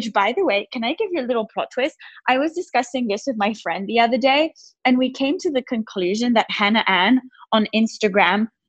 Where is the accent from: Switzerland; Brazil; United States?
Switzerland; I'm from Switzerland.